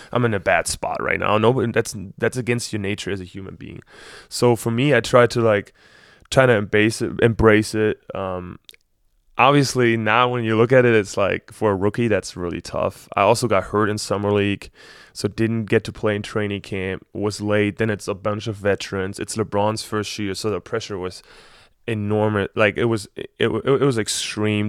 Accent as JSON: {"language": "English", "region": "Berlin", "country": "Germany", "also_born_or_lived": "Ann Arbor, Michigan", "moved": "as an adult", "said": "I'm from Berlin"}